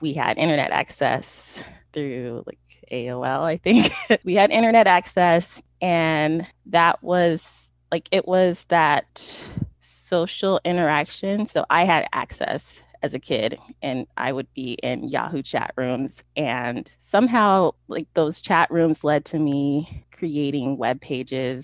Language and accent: English; Sacramento, California, United States; I was born and raised in Sacramento.